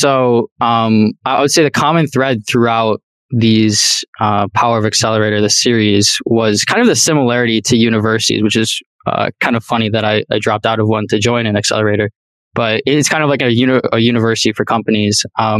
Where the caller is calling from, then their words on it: Minneapolis, Minnesota, United States; Molly, I am dialing in from Minneapolis, Minnesota.